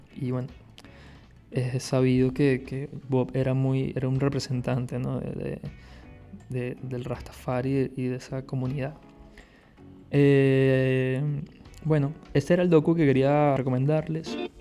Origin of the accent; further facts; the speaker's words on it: Caracas, Capital District, Venezuela; moved away as an adult; now in Barcelona, Spain; soy de Venezuela, soy de Caracas, allá estudié artes audiovisuales